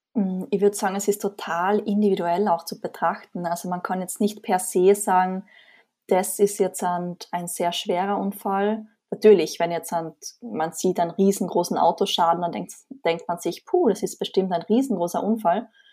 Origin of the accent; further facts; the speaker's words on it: Austria; Wie man vermutlich hört, komme ich aus Österreich